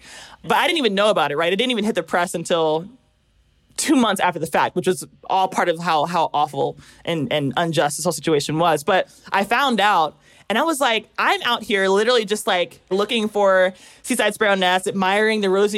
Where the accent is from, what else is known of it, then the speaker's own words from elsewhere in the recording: Pennsylvania, United States; now in Georgia, United States; Because I'm in South Georgia, I'm from Pennsylvania.